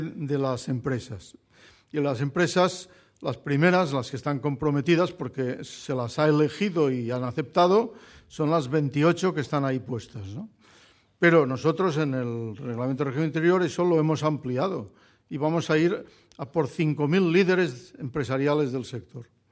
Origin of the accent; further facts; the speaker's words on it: Barcelona, Catalonia, Spain; Yo soy barcelonés, soy catalán, soy español